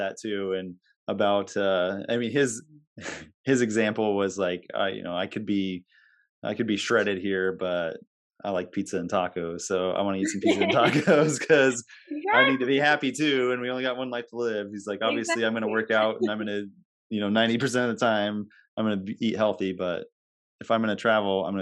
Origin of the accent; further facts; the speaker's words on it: Nebraska, United States; now in Iowa, United States; I grew up in Nebraska.